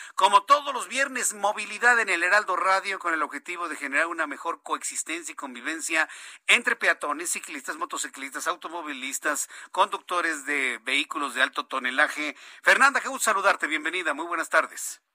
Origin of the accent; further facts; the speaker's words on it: Mexico City, Mexico; del Instituto México primaria, del Instituto México secundaria en Popocatépetl